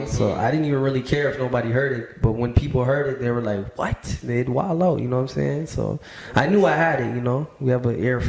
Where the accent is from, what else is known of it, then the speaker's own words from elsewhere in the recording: Scarborough, Ontario, Canada; I think, shit, when I was growing up in Scarborough, like, I was like 7 years old